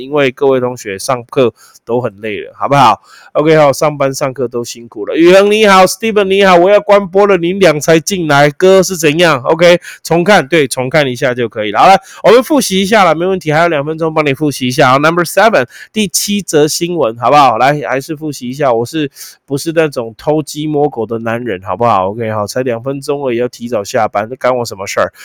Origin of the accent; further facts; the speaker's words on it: Taiwan; 身为一个台湾人的骄傲